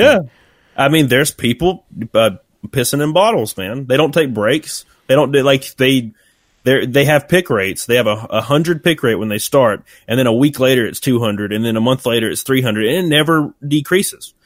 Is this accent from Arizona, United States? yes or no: no; Alabama, United States; accent: rednecky; my voice sounds very, like, rednecky, and I can't help it. It's just, I'm from Alabama.